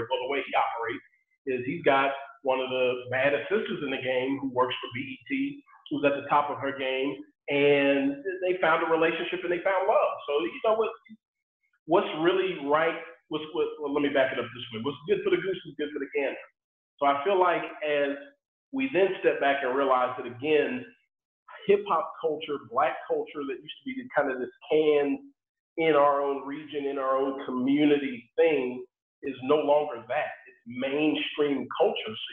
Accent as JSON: {"language": "English", "town": "Sugar Land", "region": "Texas", "country": "United States", "tie": "born or raised there", "said": "growing up in Sugar Land, Texas"}